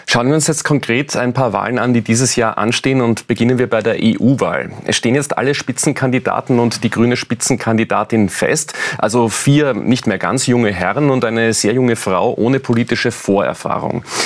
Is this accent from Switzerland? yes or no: no; Austria; bei uns in Österreich